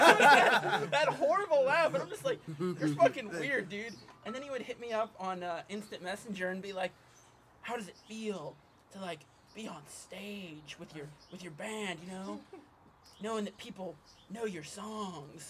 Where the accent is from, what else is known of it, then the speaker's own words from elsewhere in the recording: Deer Park, Ohio, United States; I grew up in Deer Park